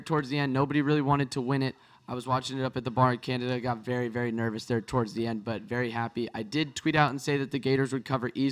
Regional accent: San Francisco, California, United States; I'm from California

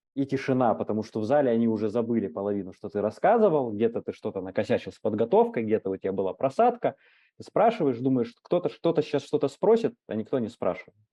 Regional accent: Krasnoyarsk, Krasnoyarsk Krai, Russia; я там, из Красноярска, небольшого города, у нас есть метап

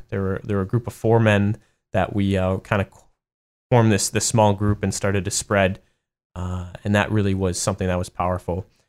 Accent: Madison, Wisconsin, United States; moved away as an adult; I spent all my, my entire life in, in Madison

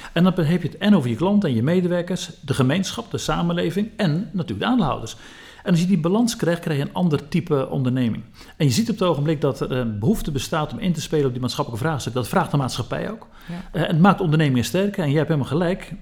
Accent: Zeeland, Netherlands; Ik kom zelf uit Zeeland

